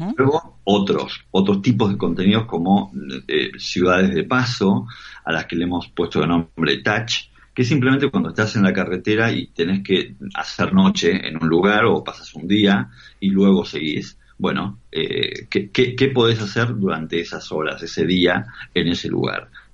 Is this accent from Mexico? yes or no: no; Argentina; moved away; nosotros como argentinos